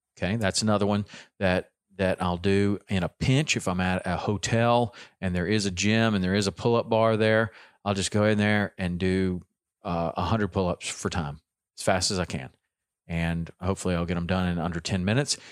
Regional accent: the South, United States; accent: southern; my southern accent

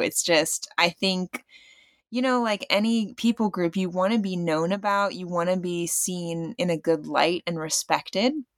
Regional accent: Virginia, United States; moved away as an adult; also born or lived in Bartlesville, Oklahoma; now in Tulsa, United States; I grew up mainly in Virginia, a little bit in Bartlesville, and that was just in summer stays, so my education was, um, in Virginia

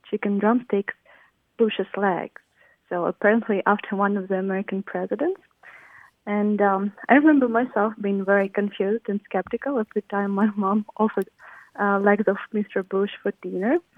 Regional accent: Ukraine; now in Sierra Vista, United States; I grew up uh, in Ukraine in a small village where we had our own chickens.

